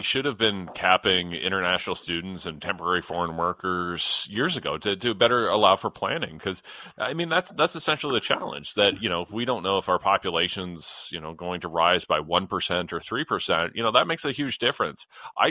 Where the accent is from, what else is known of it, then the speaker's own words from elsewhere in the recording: London, Ontario, Canada; my hometown of London, Ontario.